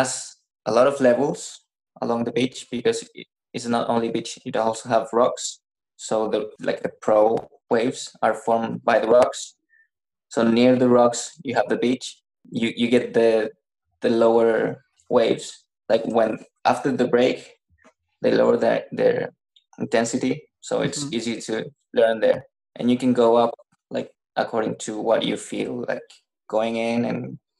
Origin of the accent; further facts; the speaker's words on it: Copiapó, Atacama, Chile; English is a second language; I'm from Copiapó. Copiapó is in the third region. It's like south of La Serena. It's not very well known. It's a valley.